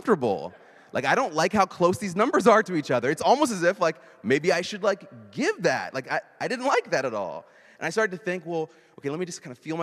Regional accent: Indianapolis, Indiana, United States; moved away; my hometown's Indianapolis

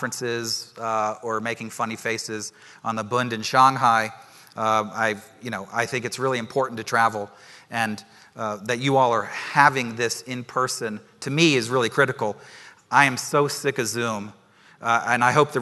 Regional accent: Washington, United States; moved back to Washington, which is my hometown

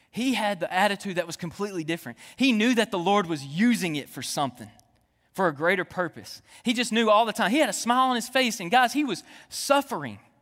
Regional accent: Jonesboro, Arkansas, United States; moved away; I'm originally from Jonesboro, Arkansas.

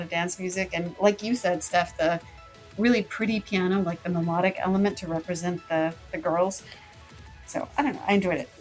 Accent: Colorado, United States; where I grew up in Colorado

